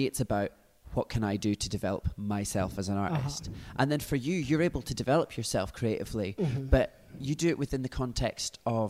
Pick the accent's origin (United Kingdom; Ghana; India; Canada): United Kingdom; Glasgow, Scotland; moved away as an adult; now in London, United Kingdom; I am indeed local from Glasgow. But living in London